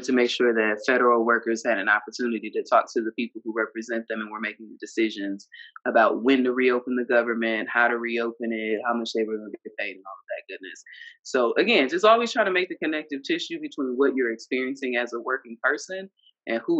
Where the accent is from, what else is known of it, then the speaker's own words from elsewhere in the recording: Ohio, United States; moved away; also born or lived in Alabama / Mississippi / Florida / Georgia; I grew up in Ohio